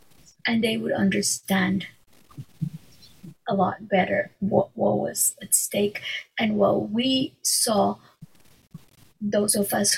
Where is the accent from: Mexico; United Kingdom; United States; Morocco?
Mexico; first language Hebrew; English is a second language; I grew up in Mexico, in a city where there were hardly any Jews. There were a handful of Jews. We had a tiny community, no synagogue. In my home, we spoke Hebrew